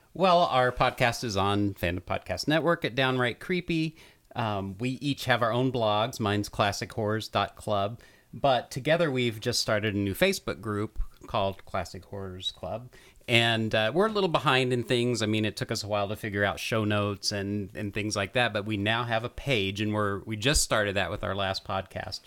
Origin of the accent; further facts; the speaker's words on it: Enid, Oklahoma, United States; growing up in Enid, Oklahoma